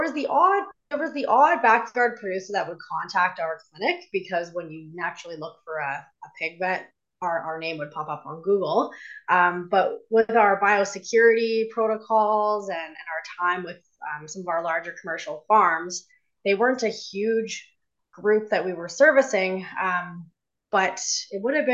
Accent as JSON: {"language": "English", "town": "Calgary", "region": "Alberta", "country": "Canada", "tie": "born or raised there", "said": "I grew up in Calgary"}